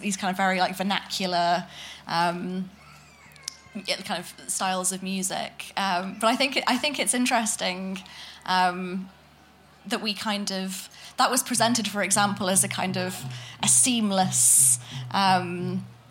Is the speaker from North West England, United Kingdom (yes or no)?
yes; Manchester, North West England, United Kingdom; I'm from Manchester